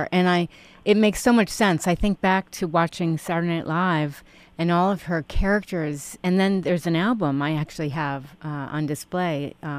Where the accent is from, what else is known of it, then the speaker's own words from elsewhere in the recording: New York City, New York, United States; also born or lived in Stamford, Connecticut; I grew up in New York City and then Stamford, Connecticut.